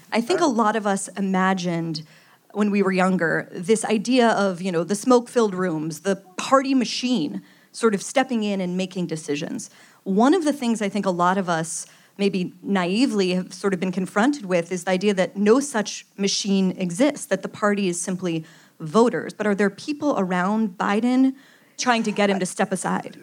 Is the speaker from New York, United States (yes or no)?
no; Pittsburgh, Pennsylvania, United States; my hometown of Pittsburgh